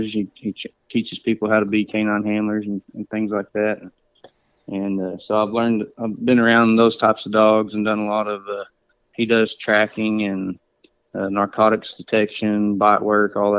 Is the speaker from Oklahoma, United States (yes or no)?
yes; Okfuskee County, Oklahoma, United States; I'm from Okefuskee County, and I've lived here pretty much my whole life